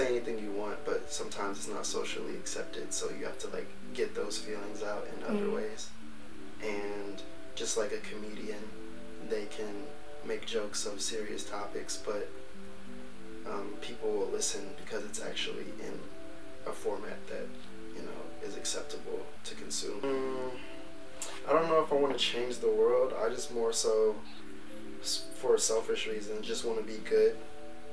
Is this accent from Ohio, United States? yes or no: yes; Ohio, United States; now in New York City, United States; 24 years old, and I'm from Ohio.